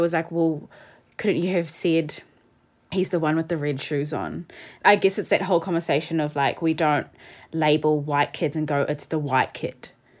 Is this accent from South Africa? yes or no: yes; South Africa; Yeah, I was saying how, because I'm a coloured South African